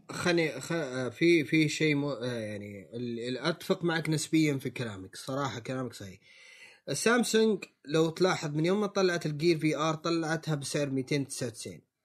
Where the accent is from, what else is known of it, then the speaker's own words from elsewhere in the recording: Saudi Arabia; عندنا في السعودية